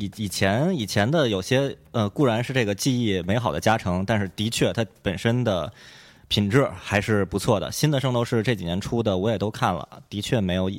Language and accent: Chinese; China; 然后知道知道我们是中国人嘛